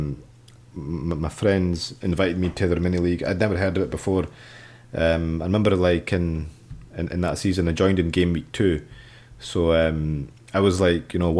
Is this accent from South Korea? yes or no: no; Scotland, United Kingdom; I'm Pakistani, but I was born and raised in Scotland